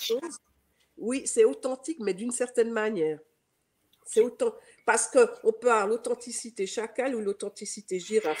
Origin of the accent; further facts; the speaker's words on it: Geneva, Switzerland; accent: Swiss; j'ai un accent, euh, je suis suisse, donc euh, je suis née à Genève